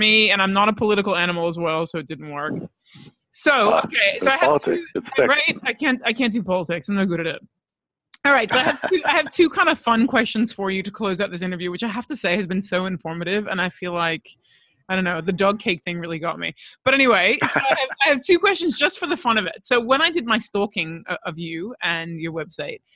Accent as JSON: {"language": "English", "town": "Los Angeles", "region": "California", "country": "United States", "tie": "born or raised there", "said": "I grew up in Los Angeles"}